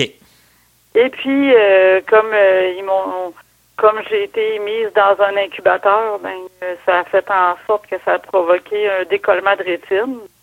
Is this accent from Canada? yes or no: yes; Port-Cartier, Quebec, Canada; je suis née euh, à Port-Cartier, sur la côte nord